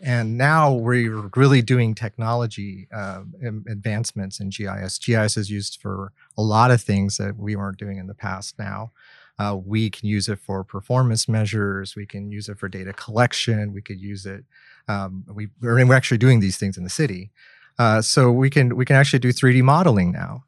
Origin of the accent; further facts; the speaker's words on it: Oklahoma, United States; now in Kent, United States; I'm originally from Oklahoma, so we work with petroleum a lot